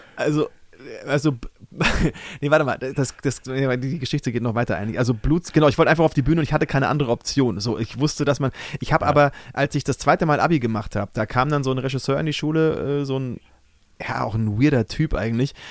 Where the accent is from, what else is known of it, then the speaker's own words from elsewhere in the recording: Brunn, Bavaria, Germany; moved away as an adult; also born or lived in Cologne / Munich; now in Berlin, Germany; daheim da, wo ich äh, aufgewachsen bin, in Brunn